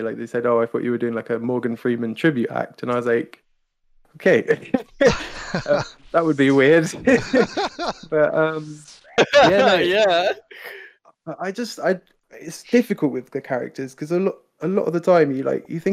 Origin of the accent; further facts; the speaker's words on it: United Kingdom; I'm British